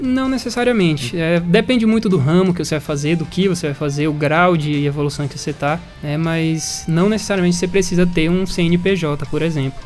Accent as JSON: {"language": "Portuguese", "town": "Salvador", "region": "Bahia", "country": "Brazil", "tie": "born or raised there", "moved": "yes", "lives_now": "Ribeirão Preto, Brazil", "said": "um pouco do sotaque que vocês tenham notado diferente é porque nós não somos naturais de Ribeirão Preto, nós somos de Salvador"}